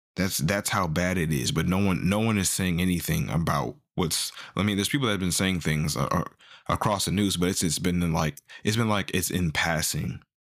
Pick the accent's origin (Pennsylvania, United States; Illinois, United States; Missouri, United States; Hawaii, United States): Missouri, United States; I'm from Missouri.